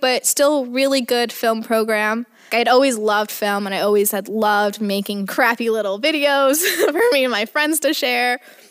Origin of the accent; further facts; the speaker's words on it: Portland, Texas, United States; also born or lived in Corpus Christi, Texas; Every time I say, hey, I'm from Portland, they're like, oh, Orkin or Maine. I'm like, no, I'm Texas native.